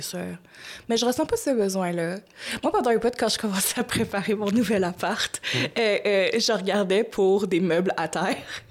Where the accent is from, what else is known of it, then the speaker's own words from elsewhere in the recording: Gatineau, Quebec, Canada; je viens de Gatineau